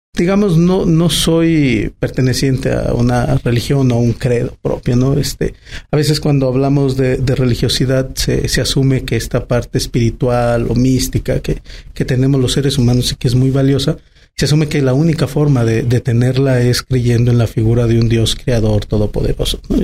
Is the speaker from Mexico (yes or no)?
yes; Aguascalientes, Mexico; soy una persona que nací en Aguascalientes en el 81, voy a cumplir 40 años, en un Aguascalientes muy distinto. Llegar a segundo anillo era ya no encontrar casas